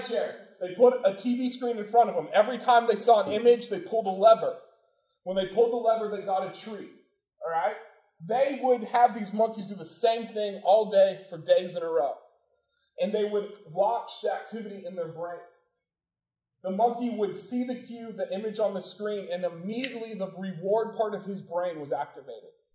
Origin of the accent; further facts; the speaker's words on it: Portland, United States; The house I grew up in Portland is on on a hill